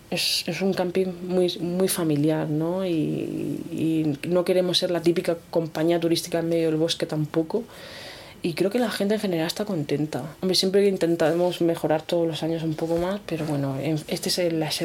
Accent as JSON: {"language": "Spanish", "region": "Region of Murcia", "country": "Spain", "said": "yo soy murciana, ¿eh? cuidado, que yo, soy murciana, vikingada, que me ha culturado, pero"}